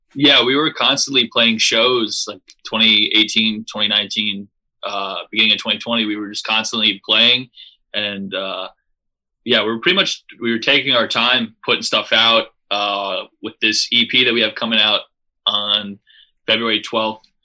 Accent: Long Beach, New York, United States; We're from Long Beach, New York

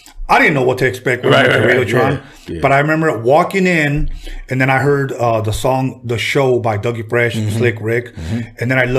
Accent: Los Angeles, California, United States; Mexican kid, growing up in Wilmington

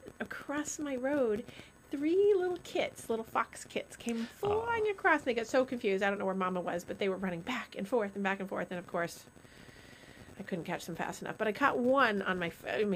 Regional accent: Rutland, Vermont, United States; moved away; Rutland, Vermont, which is where I'm from.

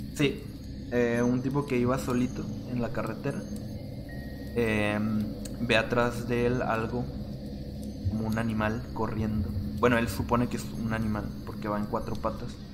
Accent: Rosarito, Baja California, Mexico; soy mexicano, o sea, llevo toda mi vida aquí

